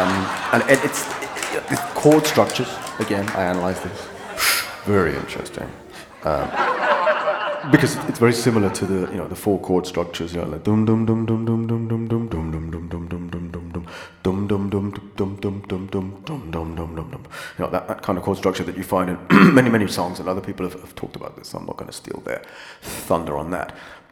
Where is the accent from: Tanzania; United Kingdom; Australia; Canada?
United Kingdom; I'm British